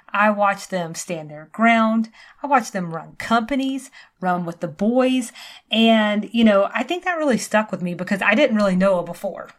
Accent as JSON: {"language": "English", "region": "the South", "country": "United States", "lives_now": "Georgia, United States", "said": "we're both from the South"}